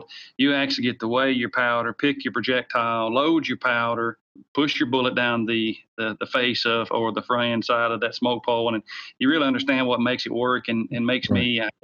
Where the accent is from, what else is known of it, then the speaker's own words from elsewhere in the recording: the South, United States; accent: Southern; You can tell by my Southern slang, I grew up in the South and still live in the South, just outside of Nashville, Tennessee.